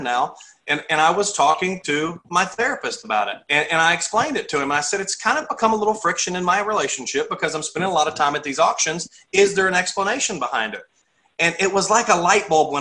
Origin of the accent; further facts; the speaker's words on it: Texas, United States; moved away as an adult; also born or lived in Clarksville, Tennessee; born and raised in Texas, joined the military when I was 18